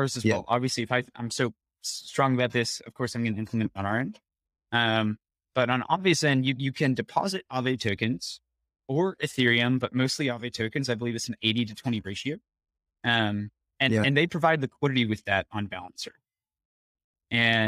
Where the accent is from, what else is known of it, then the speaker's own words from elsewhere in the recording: United States; as an American developer